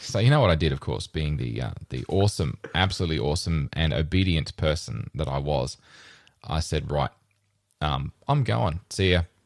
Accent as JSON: {"language": "English", "town": "Rockhampton", "region": "Queensland", "country": "Australia", "tie": "born or raised there", "moved": "yes", "lives_now": "Brisbane, Australia"}